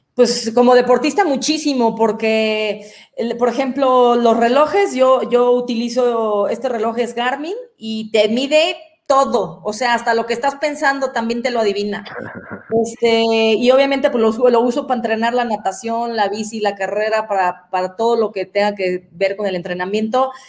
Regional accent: Guadalajara, Jalisco, Mexico; moved away as an adult; now in Querétaro, Mexico; yo soy de Guadalajara, pero estoy viviendo en Querétaro

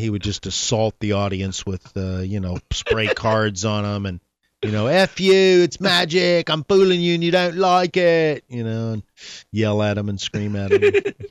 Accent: Dallas, Texas, United States; moved away; Actually, I was born in Dallas. I'm from Dallas originally.

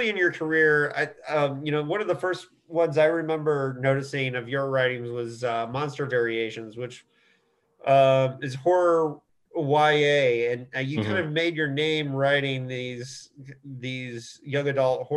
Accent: Indiana, United States; I'm a Midwesterner too. I'm from Indiana

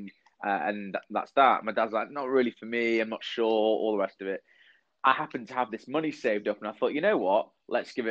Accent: Manchester, North West England, United Kingdom; moved away as an adult; also born or lived in London; I was born and raised in Manchester

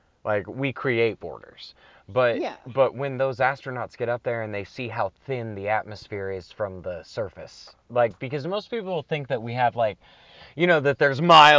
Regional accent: Anderson, Indiana, United States; I was born in Indiana. I'm from Indiana.

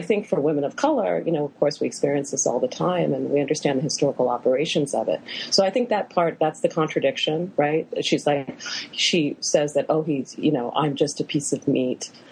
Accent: Western Pennsylvania, United States; I'm from Western Pennsylvania

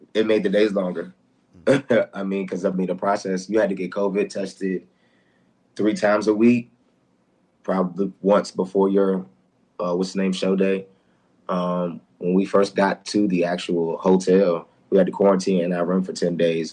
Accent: Newport News, Virginia, United States; I'm from Newport News, Virginia

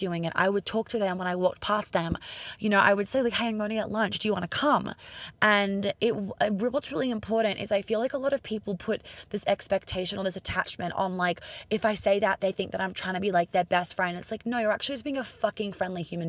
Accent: Australia; moved away; also born or lived in London / New York; I'm Australian

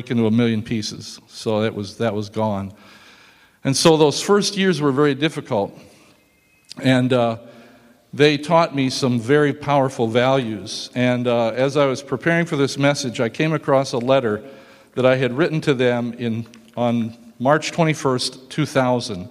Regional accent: Nebraska, United States; I started in Germany and I was born here in the United States

